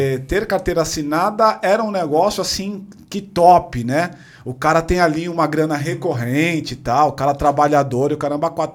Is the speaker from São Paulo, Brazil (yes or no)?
yes; São Paulo, Brazil; Cresci na Ponte Rasa